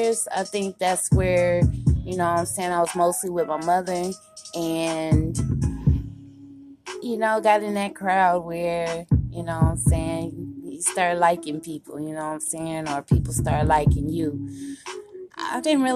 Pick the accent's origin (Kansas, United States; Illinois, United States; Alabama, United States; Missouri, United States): Kansas, United States; Kansas City; also born or lived in Tacoma, Washington; I was raised in Washington State, Tacoma. But I live here in Kansas City, Kansas most of my life.